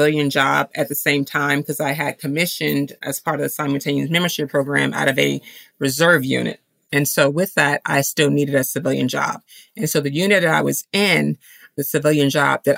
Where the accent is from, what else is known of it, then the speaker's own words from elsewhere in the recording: Chicago, Illinois, United States; I'm from Chicago